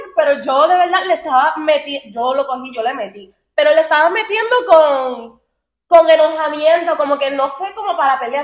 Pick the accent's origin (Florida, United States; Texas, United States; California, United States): Florida, United States; Miami; somos de Miami